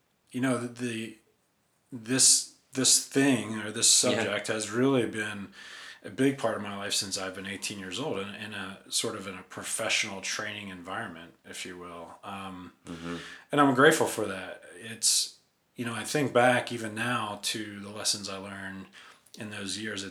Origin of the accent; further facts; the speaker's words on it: Philadelphia, Pennsylvania, United States; I grew up in and around Philadelphia